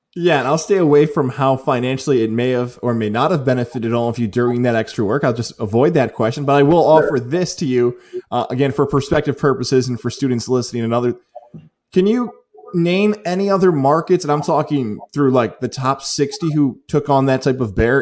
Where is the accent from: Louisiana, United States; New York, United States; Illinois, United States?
New York, United States; Syracuse; Bishop Ludden from my hometown in Syracuse, in the west end of Syracuse